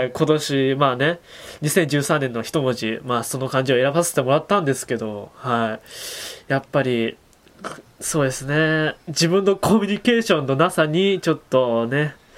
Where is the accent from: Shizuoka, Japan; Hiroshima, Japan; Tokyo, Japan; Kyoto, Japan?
Hiroshima, Japan; 広島ですからねなんといっても僕たちがね生まれ育って今ここで勉強しているこの大学も広島